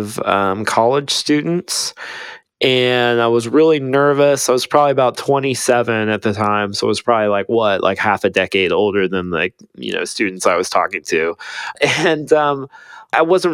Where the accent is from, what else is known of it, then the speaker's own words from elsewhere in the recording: Ohio, United States; now in Austin, United States; I grew up in Ohio, so in the middle of a cornfield